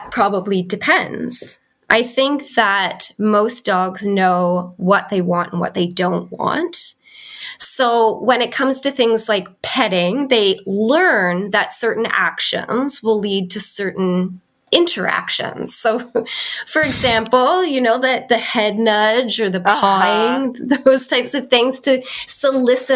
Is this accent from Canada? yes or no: yes; Canada; moved away as an adult; now in Christchurch, New Zealand; I am a Canadian living in New Zealand